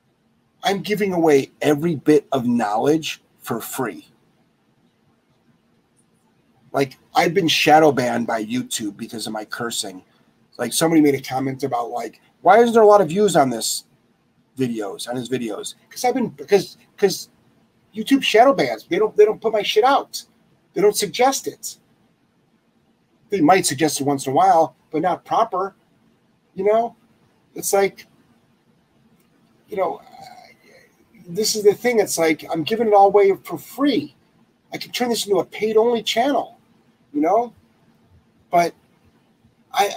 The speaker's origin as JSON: {"language": "English", "town": "Lyndhurst", "region": "Ohio", "country": "United States", "tie": "born or raised there", "moved": "as an adult", "lives_now": "Rhode Island, United States", "said": "I'm originally from Lyndhurst, Ohio"}